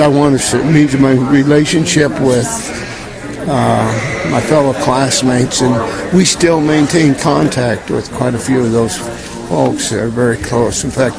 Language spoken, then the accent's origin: English; Warren County, Pennsylvania, United States; also born or lived in Mercer County, Pennsylvania; I was born and raised in Warren County. and was in 4-H and showed dairy cattle and steer